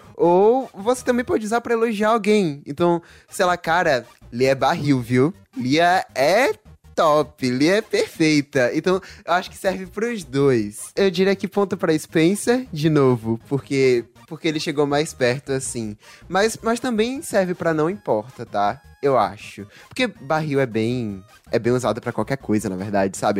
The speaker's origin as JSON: {"language": "Portuguese", "town": "Salvador", "region": "Bahia", "country": "Brazil", "accent": "baianês", "said": "Eu mesmo sou da Bahia, mais especificamente de Salvador"}